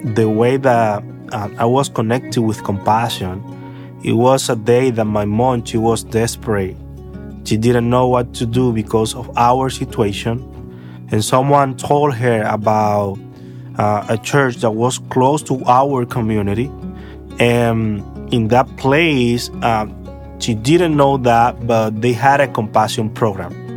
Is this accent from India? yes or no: no; Santo Domingo, Dominican Republic; I am from the Dominican Republic and I grew up in a lousy neighborhood in Santo Domingo